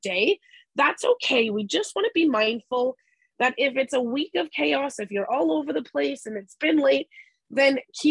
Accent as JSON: {"language": "English", "country": "Canada", "said": "We're Canadian"}